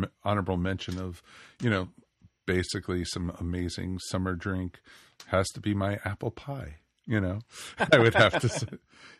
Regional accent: Maryland, United States; I grew up in Maryland

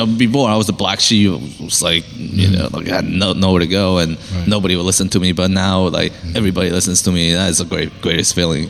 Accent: Pennsylvania, United States; I mean, it's Chester County. I grew up in Chester County, and I'm familiar with that area.

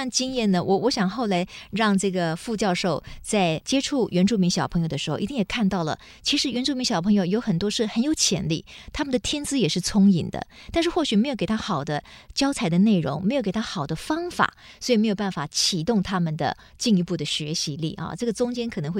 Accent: Taiwan; first language Taiwanese Hokkien; Chinese is a second language; 其实我们家的母语也是台语，

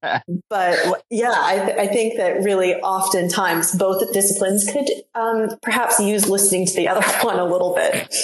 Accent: New England, United States; I'm from New England

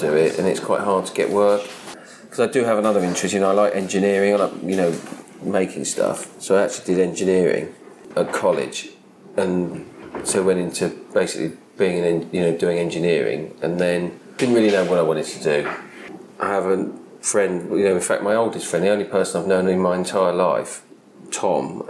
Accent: Sevenoaks, South East England, United Kingdom; I was born in Sevenoaks in Kent

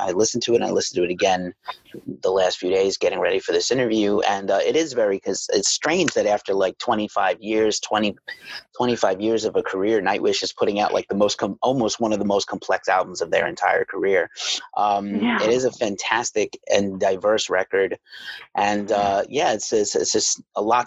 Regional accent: New York City, New York, United States; I'm from New York City

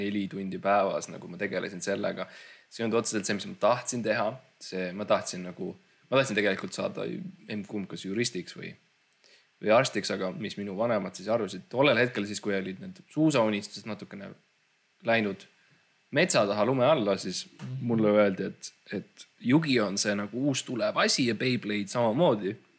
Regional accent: Estonia; me mõlemad kasvasime tegelikult üles Eestis

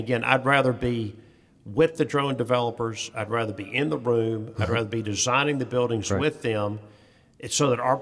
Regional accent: United States; as an American

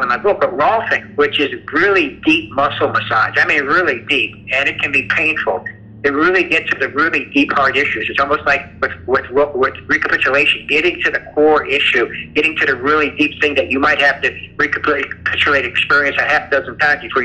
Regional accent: the South, United States; I grew up in the South, and we didn't talk about these things.

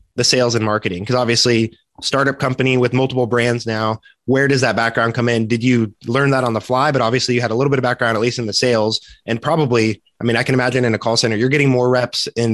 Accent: Andover, Kansas, United States; I'm from Andover

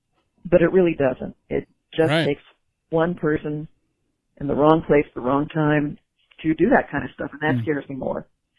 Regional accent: Dallas-Fort Worth area, Texas, United States; I grew up in the Dallas-Fort Worth area

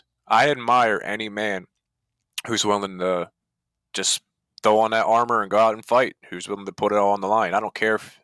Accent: New Jersey, United States; I grew up in Jersey

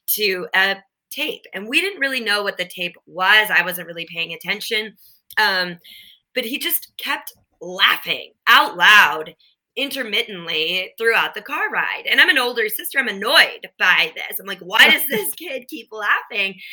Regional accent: Minnesota, United States; I grew up in Minnesota and then we had a cabin in northern Minnesota.

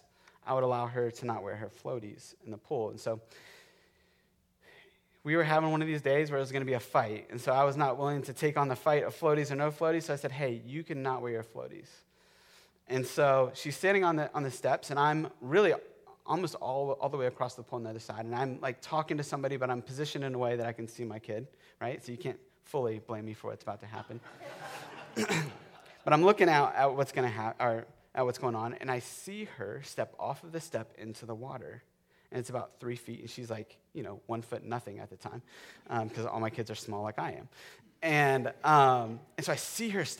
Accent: Florida, United States; I grew up in Florida. I grew up in the lightning capital of the world

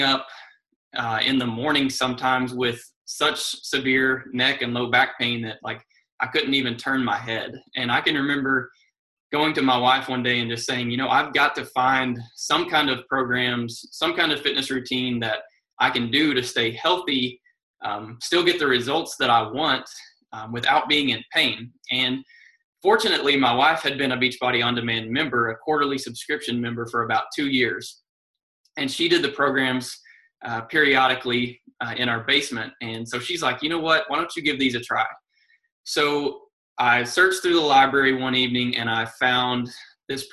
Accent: Lexington, Kentucky, United States; I am from Lexington, Kentucky, and I live here with my wife

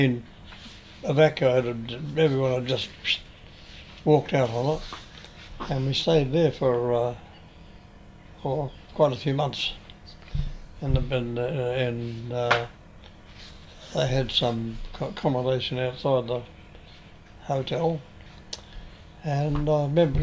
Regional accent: Hastings, Hawke's Bay, New Zealand; born or raised there; also born or lived in Palmerston North

